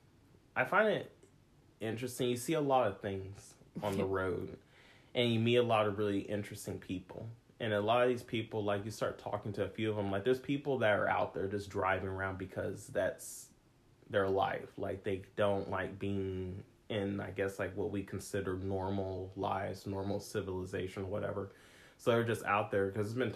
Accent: Missouri, United States; now in California, United States; Missouri, where I'm from.

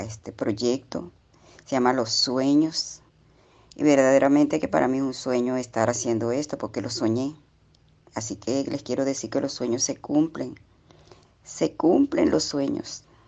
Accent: Puerto Cumarebo, Falcón, Venezuela; Estoy comunicándome con ustedes en este día desde Venezuela, desde un puerto que se llama Puerto Cumarevo. Estado Falcón.

